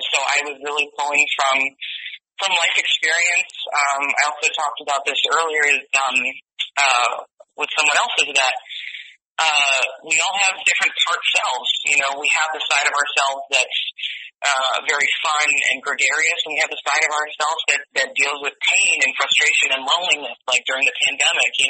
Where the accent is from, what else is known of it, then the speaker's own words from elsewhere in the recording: Connecticut, United States; accent: Connecticut; moved away; my Connecticut accent? my Connecticut accent.